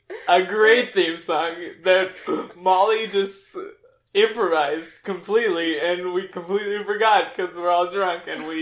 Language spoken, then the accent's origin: English; Thrissur, Kerala, India; And I was born in Thrissur, Kerala, India, which is further away from everyone else, in the year of 1994... Interesting, right? Because 96, 95, 94. November 13th, 1994.